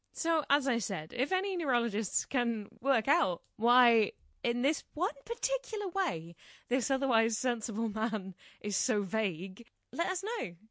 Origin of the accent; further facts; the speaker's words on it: United Kingdom; as British people